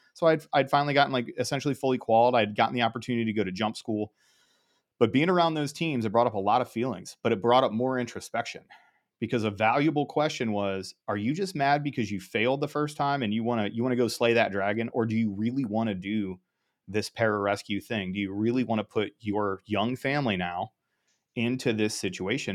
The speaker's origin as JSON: {"language": "English", "region": "Ohio", "country": "United States", "tie": "born or raised there", "said": "grew up in Ohio"}